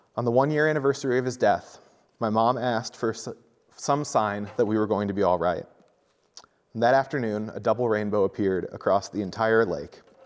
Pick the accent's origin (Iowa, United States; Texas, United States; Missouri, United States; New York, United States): Iowa, United States; Centerville; also born or lived in Ottumwa, Iowa; I grew up in Centerville, Iowa, a small town of about five thousand people